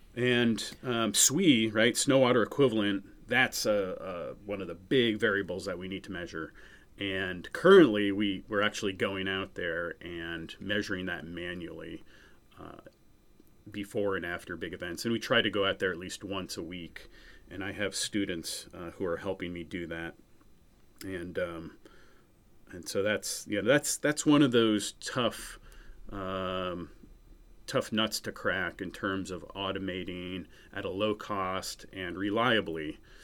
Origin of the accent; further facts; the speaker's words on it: New Hampshire, United States; also born or lived in Missouri; I grew up in New Hampshire, uh, and that's currently where I live as well.